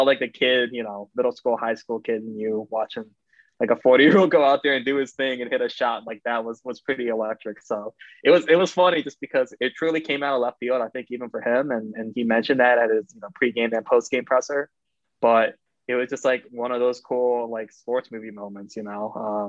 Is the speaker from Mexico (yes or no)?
no; Midwest, United States; I'm from the Midwest